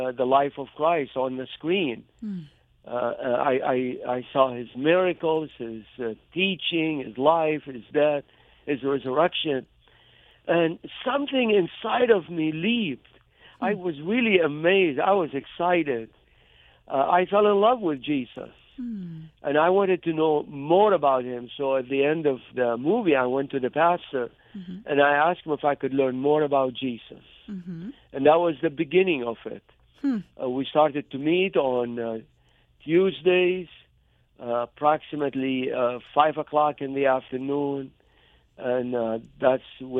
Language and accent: English; Mosul, Nineveh, Iraq; moved away as an adult; also born or lived in Baghdad, Iraq / Lebanon; now in Berrien Springs, United States; I grew up in the biblical city of Nineveh, which is called Mosul today